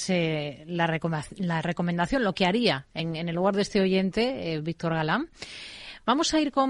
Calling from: Madrid, Community of Madrid, Spain; Hola, buenas tardes. Eh … de Madrid.

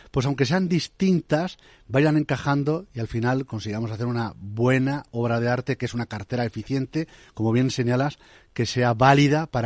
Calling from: Madrid, Community of Madrid, Spain; Buenos días. ¿Qué tal? … de Madrid.

